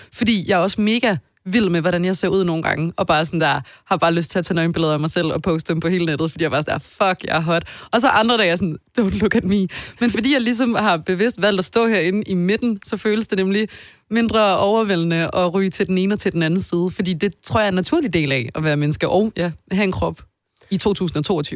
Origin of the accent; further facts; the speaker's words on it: Odense, Southern Denmark, Denmark; now in Copenhagen, Denmark; jeg er fra Odense og flyttede til København lige så snart jeg kunne